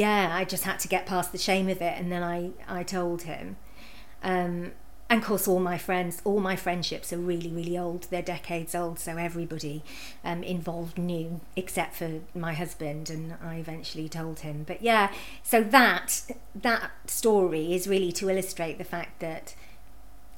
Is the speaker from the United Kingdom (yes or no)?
yes; United Kingdom; moved away; about 50 minutes from where I grew up